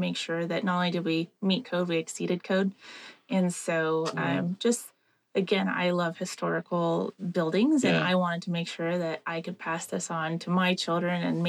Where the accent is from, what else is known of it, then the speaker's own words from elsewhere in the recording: Reno, Nevada, United States; I am born and raised in Reno, Nevada.